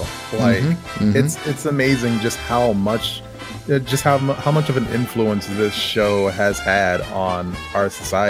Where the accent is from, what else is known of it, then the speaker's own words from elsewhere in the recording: Maryland, United States; I'm from Maryland